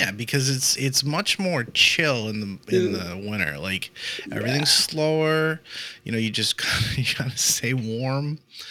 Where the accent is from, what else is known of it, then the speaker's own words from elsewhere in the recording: near Boston, Massachusetts, United States; now in Florida, United States; I grew up near Boston up north, and I shoveled snow and shit. You know, we grew up in the snow.